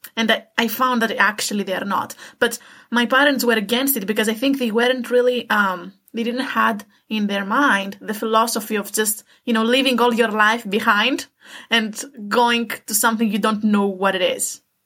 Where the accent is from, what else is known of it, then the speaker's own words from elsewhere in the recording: Greece; moved away as an adult; also born or lived in Romania / Istanbul, Turkey; now in Denmark; I grew up in Greece